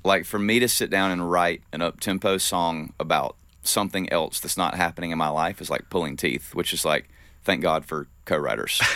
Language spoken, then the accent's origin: English; the South, United States; growing up in the South